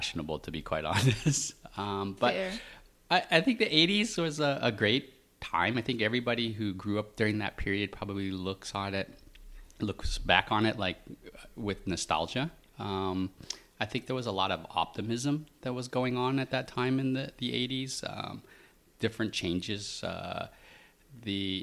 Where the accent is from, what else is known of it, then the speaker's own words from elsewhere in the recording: Portland, Oregon, United States; moved away as an adult; also born or lived in Vietnam / San Francisco Bay Area / New York City; now in Singapore; I grew up in the U.S. In Oregon